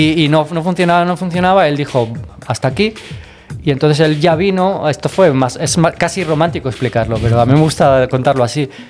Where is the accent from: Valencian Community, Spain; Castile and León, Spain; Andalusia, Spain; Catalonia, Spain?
Catalonia, Spain; Barcelona; De Barcelona